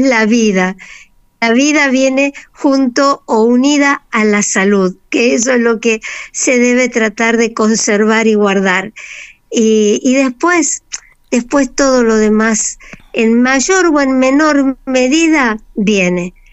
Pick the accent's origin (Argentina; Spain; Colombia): Argentina; somos nosotros los argentinos